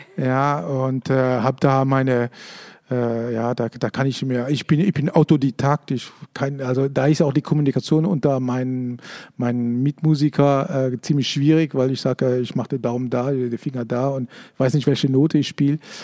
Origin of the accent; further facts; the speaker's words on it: Switzerland; ich bin Schweizer